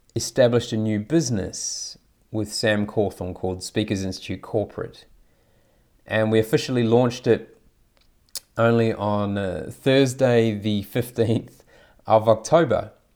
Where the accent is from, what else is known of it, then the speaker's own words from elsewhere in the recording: New Zealand; also born or lived in Taiwan / Saudi Arabia / Thailand; now in Australia; I grew up in New Zealand, and have lived in five different countries, including Taiwan, Saudi Arabia, Thailand, and, and obviously now Australia.